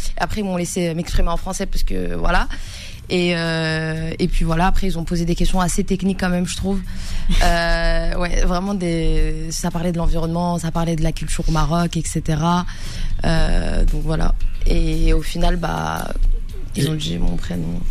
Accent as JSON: {"language": "French", "country": "France", "tie": "born or raised there", "also_born_or_lived": "Casablanca, Morocco (family origin)", "said": "je vis en France, j'ai grandi en France"}